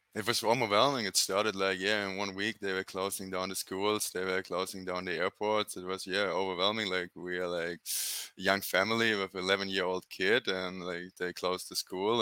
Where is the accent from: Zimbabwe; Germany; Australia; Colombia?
Germany; English is a second language; moved away as an adult; also born or lived in New Zealand; now in Paraguay; I grew up in Germany, 2007